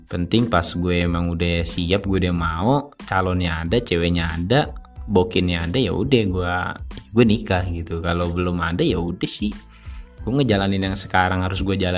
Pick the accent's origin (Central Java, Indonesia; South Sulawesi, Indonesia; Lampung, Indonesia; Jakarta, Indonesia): Jakarta, Indonesia; accent: Jakarta; also born or lived in Pekalongan; Jadi gue kelahiran tuh sebenarnya gue nggak asli Jakarta. Gue lahir di Pekalongan Jawa Tengah. Bokap nyokap gue merantau bawa gue ke Jakarta sampai sekarang.